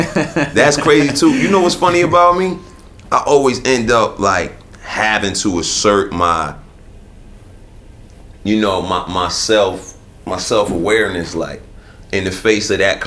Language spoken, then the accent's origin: English; Newark, New Jersey, United States; Then I've gone from that to within the framework of New Jersey, I've had people tell me they can't fuck with me because I'm from Newark, nigga.